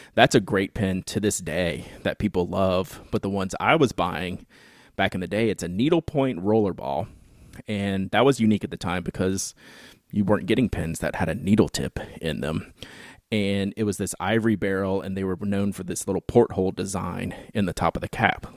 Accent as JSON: {"language": "English", "town": "Baton Rouge", "region": "Louisiana", "country": "United States", "tie": "born or raised there", "said": "I grew up in Baton Rouge, Louisiana, which is the home of Louisiana State University"}